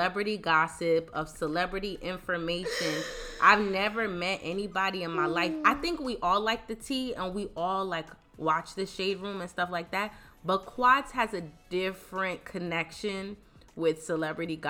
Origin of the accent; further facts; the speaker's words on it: East Orange, New Jersey, United States; I grew up in East Orange, but I went to Catholic school.